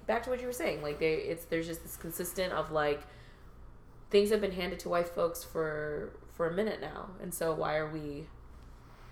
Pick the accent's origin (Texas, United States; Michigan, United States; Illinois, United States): Illinois, United States; Chicago; I grew up in Chicago